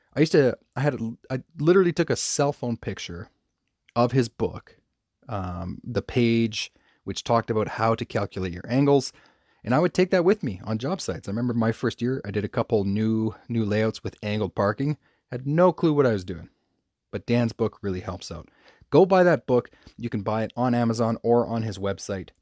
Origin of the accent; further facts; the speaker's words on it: Canada; I'm from Canada